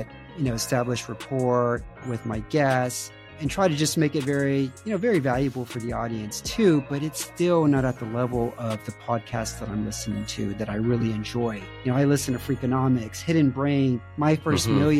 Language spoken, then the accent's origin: English; Houston, Texas, United States; moved away as an adult; now in Romania; Houston is where I grew up